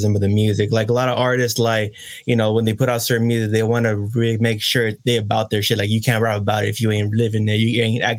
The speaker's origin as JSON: {"language": "English", "area": "Bay Area", "region": "California", "country": "United States", "said": "I'm from the West Coast, you know what I'm saying, Bay Area"}